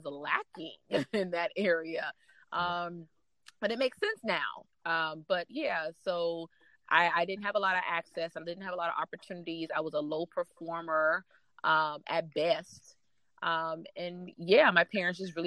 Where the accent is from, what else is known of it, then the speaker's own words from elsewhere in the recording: North Charleston, South Carolina, United States; I grew up in North Charleston, South Carolina